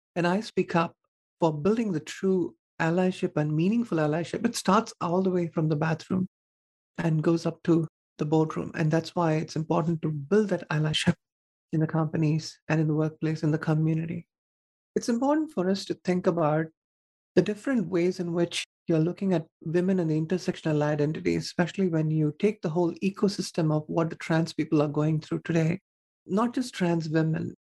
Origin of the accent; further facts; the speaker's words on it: southern India, India; moved away; I was born and raised in India in a conservative family